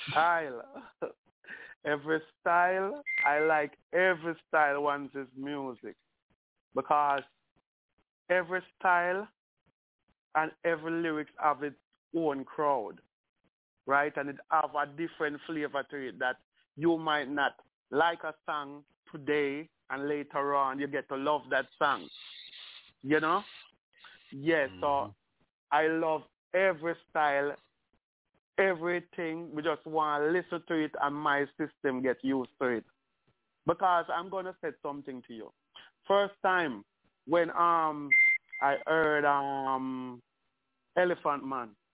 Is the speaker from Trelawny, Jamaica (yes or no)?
no; Spanish Town, Saint Catherine, Jamaica; I'm from Spanish Town